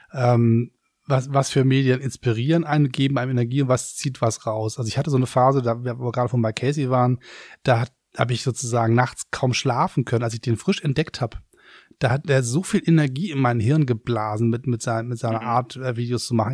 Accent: Hamburg, Germany; now in Berlin, Germany; Als Hamburger

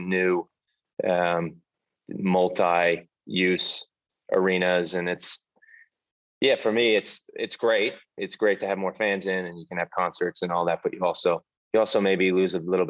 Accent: United States; moved away as an adult; now in United Kingdom; As an American

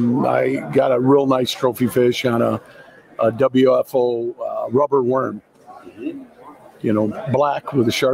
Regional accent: Michigan, United States; I'm from Michigan

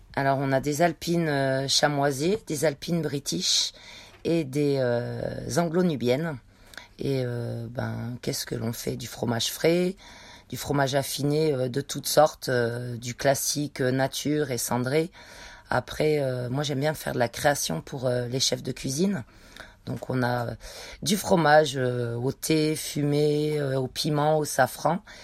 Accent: Savoie, Auvergne-Rhône-Alpes, France; moved away; je viens de la montagne, de la Savoie

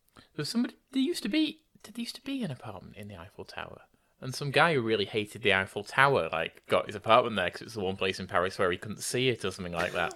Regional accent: United Kingdom

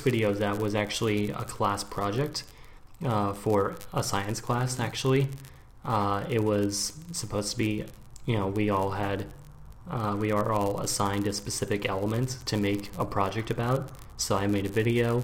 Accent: Portland, Oregon, United States; moved away as an adult; also born or lived in Maryland, United States / Washington, D.C. area, United States; now in Berlin, Germany; when I was 8, you know, I grew up in, you know, from then on, I grew up in Portland, Oregon on the West Coast

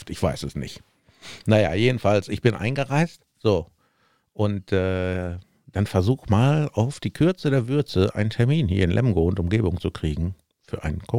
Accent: Sweden; anmelden, von wo kommen Sie denn? Ja, ich komme aus Schweden.

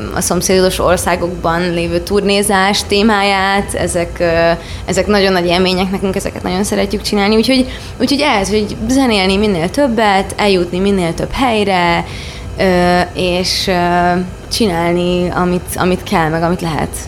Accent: Baja, Bács-Kiskun, Hungary; Baján nőttem fel

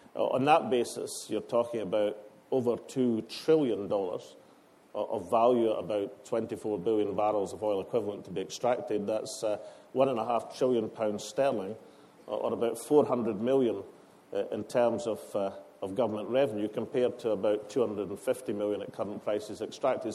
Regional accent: Scotland, United Kingdom; I'm Scottish

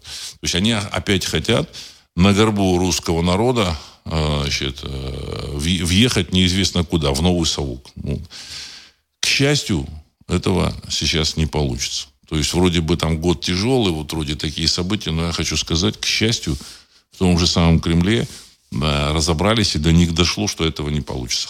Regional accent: Saint Petersburg, Russia; знаю, значит, это мой родной город

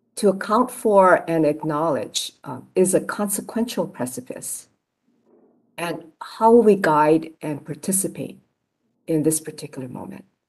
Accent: Honolulu, Hawaii, United States; I was born in Kalihi near the mountains uh, where I now live

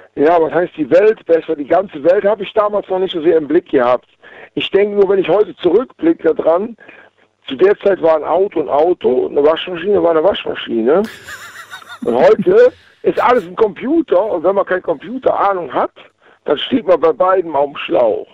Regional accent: Waldbröl, North Rhine-Westphalia, Germany; Aus Waldbrühl im Oberbergischen

